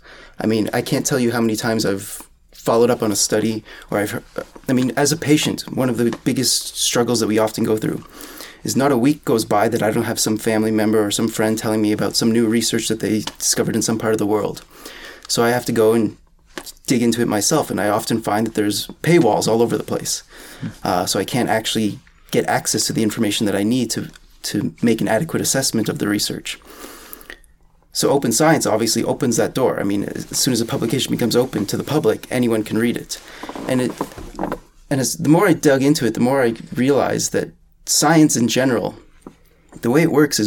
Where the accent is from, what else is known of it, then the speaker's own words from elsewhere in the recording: Canada; I think part of it is due to the national identity in some sense of being Canadian.